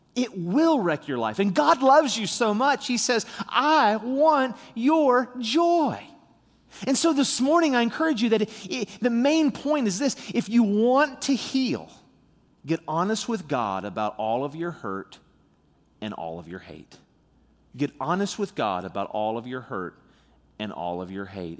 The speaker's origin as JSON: {"language": "English", "town": "St. Albans", "region": "West Virginia", "country": "United States", "tie": "born or raised there", "also_born_or_lived": "Charleston, West Virginia", "said": "I was born in Charleston. I live in Saint Albans, West Virginia"}